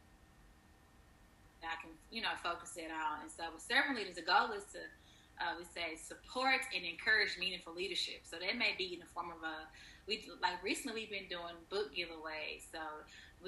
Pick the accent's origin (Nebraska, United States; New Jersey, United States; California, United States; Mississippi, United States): Mississippi, United States; Fayette; we're from the same hometown, Fayette, Mississippi